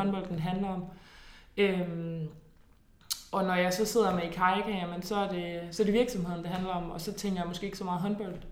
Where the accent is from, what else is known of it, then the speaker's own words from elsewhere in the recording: Nyborg, Southern Denmark, Denmark; jeg kommer fra Nyborg af, hvor at der jo er superskønne naturomgivelser, så det var jo ridtur ved, øh, ved stranden og i skoven